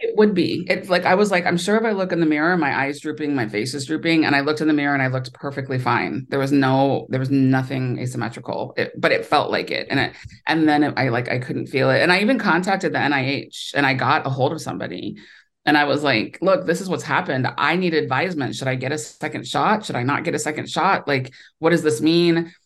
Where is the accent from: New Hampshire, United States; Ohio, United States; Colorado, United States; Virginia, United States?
Ohio, United States; moved away as an adult; also born or lived in New York; now in Los Angeles, United States; I grew up in Ohio, so I'm a Midwestern